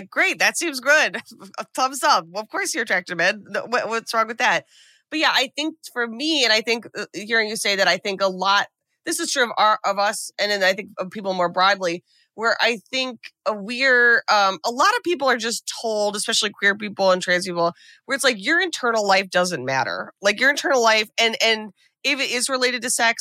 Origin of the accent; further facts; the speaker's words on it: United States; as an American